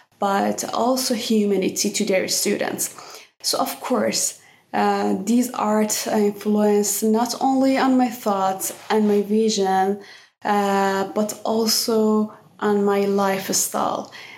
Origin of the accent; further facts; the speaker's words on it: Iran; My favorite memories, I would say that I really miss those time when I was visiting Van.